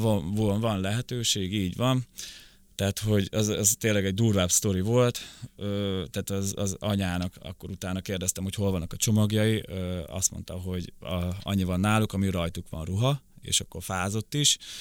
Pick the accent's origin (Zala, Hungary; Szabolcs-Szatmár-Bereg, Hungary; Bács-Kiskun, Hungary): Szabolcs-Szatmár-Bereg, Hungary; first language Ukrainian; also born or lived in Rakhiv, Zakarpattia, Ukraine; now in Budapest, Hungary; 98-ba jöttünk át Magyarországra, akkor hat és fél éves voltam, akkor a szülőkkel átköltöztünk Szabolcs megyébe.